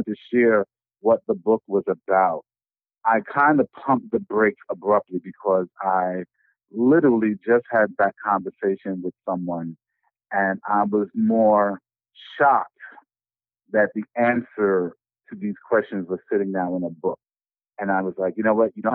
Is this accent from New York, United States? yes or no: yes; New York City, New York, United States; moved away as an adult; now in Little Rock, United States; I am originally from New York City